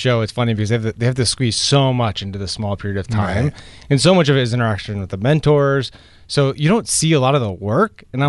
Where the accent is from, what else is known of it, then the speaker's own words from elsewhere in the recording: Longmeadow, Massachusetts, United States; we are both from Western Massachusetts and went to Longmeadow High School